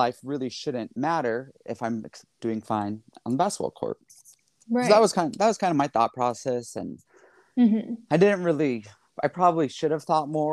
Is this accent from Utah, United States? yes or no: yes; Provo, Utah, United States; I'm in my hometown